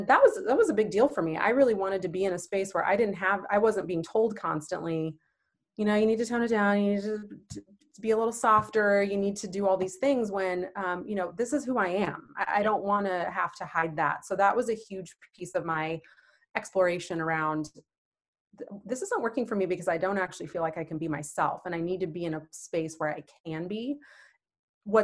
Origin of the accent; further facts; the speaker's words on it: Manhattan, Kansas, United States; also born or lived in Twin Cities, Minnesota / Dallas, Texas; now in Kansas City, United States; I actually was born and raised in a small town about 2 hours west of here, Manhattan, Kansas